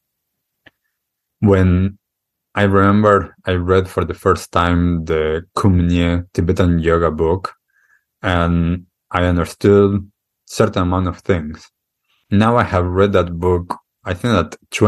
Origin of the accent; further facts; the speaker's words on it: Argentina; moved away; when I grew up in Argentina, I accepted the things that were culturally accustomed there